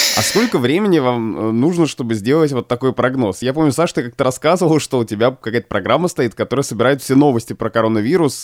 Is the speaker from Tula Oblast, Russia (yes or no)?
no; Obninsk, Kaluga Oblast, Russia; moved away; Вот я из Обнинска